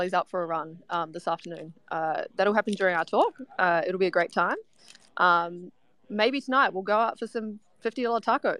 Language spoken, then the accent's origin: English; Australia; We're from Australia.